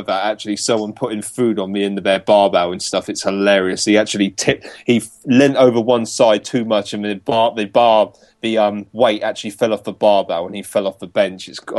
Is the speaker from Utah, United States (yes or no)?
no; Florida, United States; Shit, man, I'm from Florida. Dumb things come out of my mouth sometimes.